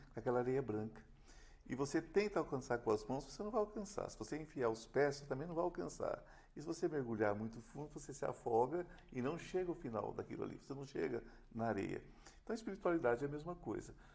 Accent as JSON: {"language": "Portuguese", "region": "São Paulo", "country": "Brazil", "tie": "born or raised there", "said": "eu sou nascido aqui"}